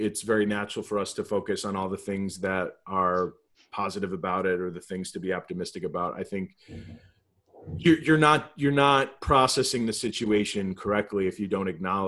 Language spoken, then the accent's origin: English; Southwest Connecticut, United States; moved away as an adult; now in Buffalo, United States; where I grew up in Southwest Connecticut